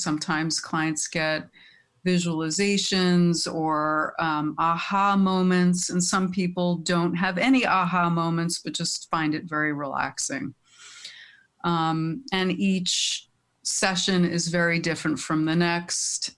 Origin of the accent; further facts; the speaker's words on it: Teaneck, New Jersey, United States; I grew up in Teaneck. I'm, I'm back in Bergen County